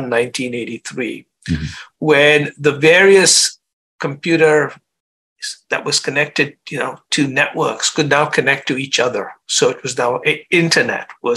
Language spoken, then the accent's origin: English; India; moved away as an adult; also born or lived in Chicago, United States; I grew up in India